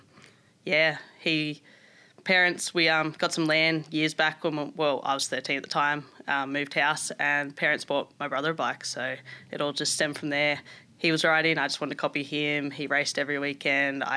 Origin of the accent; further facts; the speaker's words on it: Melbourne, Victoria, Australia; moved away as an adult; also born or lived in Germany; now in Gold Coast, Australia; I was growing up in Melbourne, very different to Gold Coast where I live now.